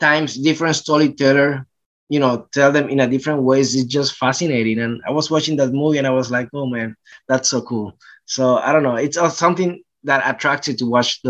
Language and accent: English; Puerto Rico; moved away as an adult; also born or lived in New York; now in Los Angeles, United States; I grew up in Puerto Rico